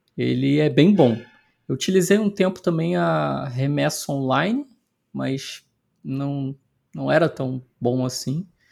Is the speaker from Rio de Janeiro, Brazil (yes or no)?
yes; Petrópolis, Rio de Janeiro, Brazil; moved away as an adult; also born or lived in Ireland; eu sou de Petrópolis, que é na Serra do Rio, né? Da e a, hoje eu voltei para Petrópolis.